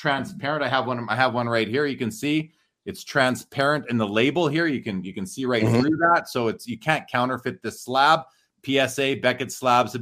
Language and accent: English; Winnipeg, Manitoba, Canada; now in Calgary, Canada; I'm from Winnipeg originally